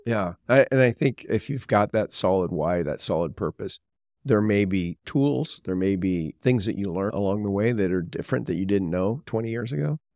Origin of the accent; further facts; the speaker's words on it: Southern California, United States; I was born and raised in Southern California